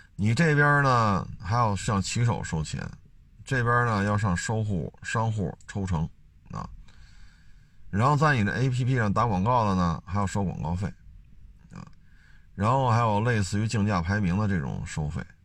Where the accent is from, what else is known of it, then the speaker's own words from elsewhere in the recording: Beijing, China; 因为我生在这儿长在这儿嘛